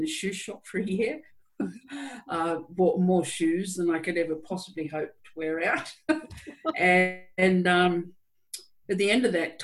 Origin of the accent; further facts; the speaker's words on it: New South Wales, Australia; I'm an Australian, born in New South Wales in Australia, in a rural town. And I had a pretty, I think, ordinary upbringing